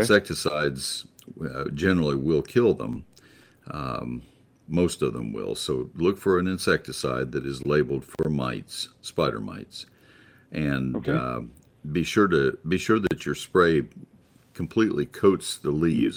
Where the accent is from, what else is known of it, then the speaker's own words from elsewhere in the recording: South Dakota, United States; now in Alpine, United States; I'm originally from South Dakota